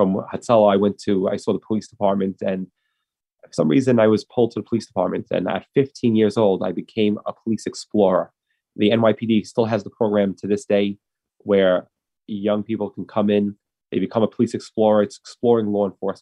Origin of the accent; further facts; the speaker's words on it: New York City, New York, United States; I grew up in Brooklyn, in Manhattan Beach